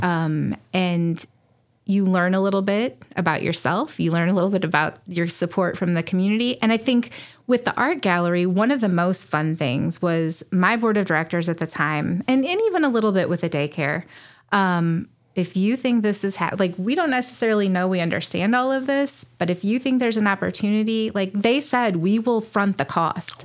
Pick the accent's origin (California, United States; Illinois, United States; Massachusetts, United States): Illinois, United States; Lyndon; also born or lived in Springfield, Illinois; now in Morrison, United States; I grew up in Wyatt State County in Linden, outside of Linden